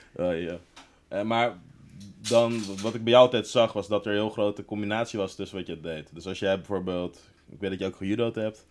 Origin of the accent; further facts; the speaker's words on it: Laren, North Holland, Netherlands; ik kom natuurlijk ook uit Laren.